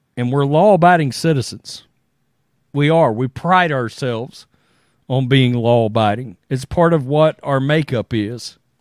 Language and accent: English; Crystal City, Texas, United States; I was born in Crystal City, Texas, which is, was literally, it's just over the border from Mexico